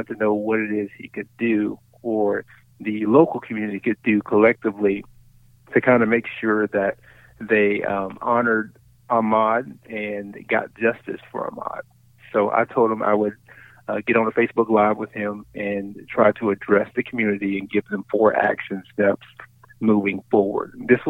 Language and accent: English; Brunswick, Georgia, United States; moved away as an adult; now in Little Rock, United States; I'm from Brunswick. I have my family's still there. Mom still lives in the house I grew up in.